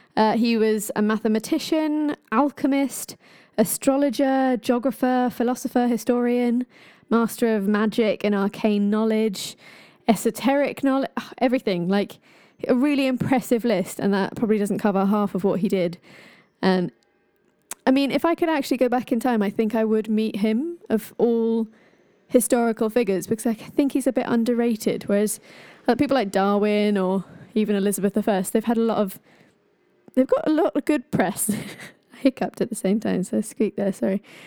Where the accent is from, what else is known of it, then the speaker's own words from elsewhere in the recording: Ireland; I am Irish